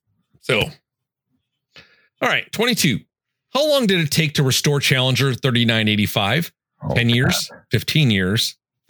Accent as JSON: {"language": "English", "town": "Chicago", "region": "Illinois", "country": "United States", "accent": "Illinois Chicago", "said": "I kind of say things with my Illinois Chicago accent"}